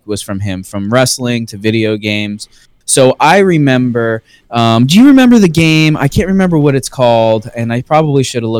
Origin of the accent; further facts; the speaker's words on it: Space Coast, Florida, United States; We're from the Space Coast. Yeah, we're from the Space Coast.